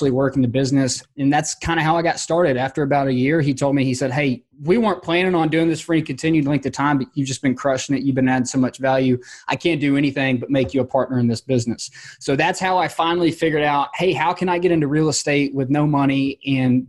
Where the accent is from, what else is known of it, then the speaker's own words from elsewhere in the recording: Georgia, United States; my hometown, which, you know, I'm in Georgia and it gets really hot here in the summers